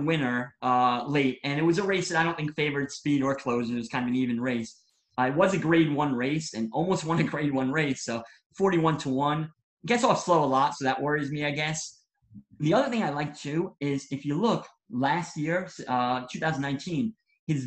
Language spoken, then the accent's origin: English; New York, United States; I'm from New York